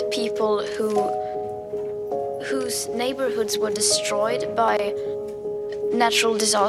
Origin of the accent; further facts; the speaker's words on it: Sweden; I am from Sweden, a small country.